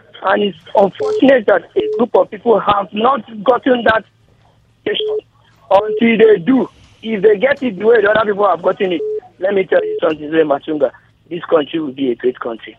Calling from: Kano, Kano State, Nigeria; I'm calling you from Kano.

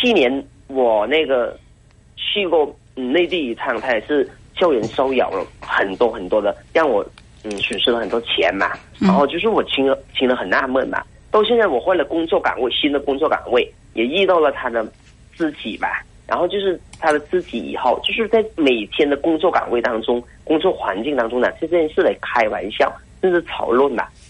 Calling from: Hainan, China; 我是从海南那边打过来的嘛

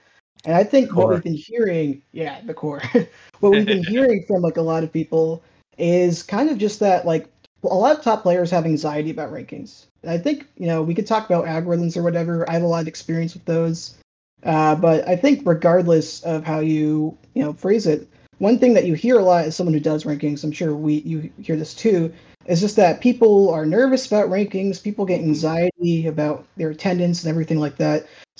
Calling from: Seattle, Washington, United States; calling in from Seattle, Washington.

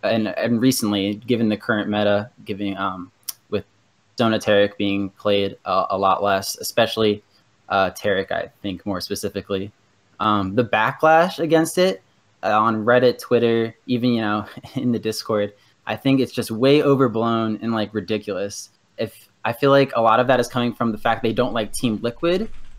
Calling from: Bristow, Virginia, United States; Hey, I'm calling from Bristow, Virginia.

